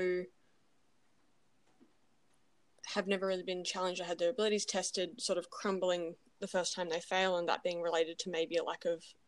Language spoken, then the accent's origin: English; Gold Coast, Queensland, Australia; I'm from the Gold Coast